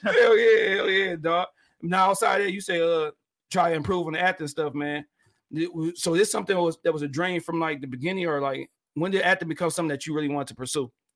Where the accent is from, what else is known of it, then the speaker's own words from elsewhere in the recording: Detroit, Michigan, United States; from me being Detroit